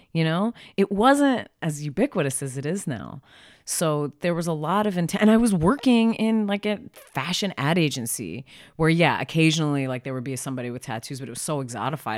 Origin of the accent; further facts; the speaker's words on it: Philadelphia, Pennsylvania, United States; now in Portland, United States; I'm from Philly.